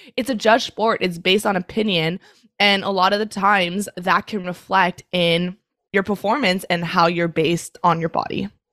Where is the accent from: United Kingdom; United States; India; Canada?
Canada; also born or lived in Montreal, Canada; I'm Canadian. I live in Montreal